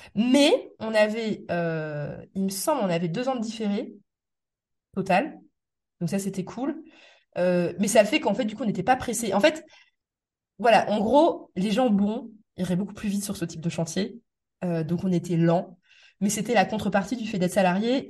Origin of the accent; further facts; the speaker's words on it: Metz, Grand Est, France; moved away as an adult; also born or lived in Paris; je suis né à Metz, j'ai grandi à Metz, mais après moi j'ai vécu quand même peut-être 10 euh, ans en Paris, région parisienne.